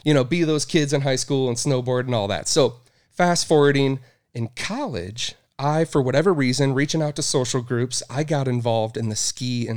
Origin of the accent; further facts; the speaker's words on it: Madison, Wisconsin, United States; moved away as an adult; now in Boise, United States; I grew up in Madison, Wisconsin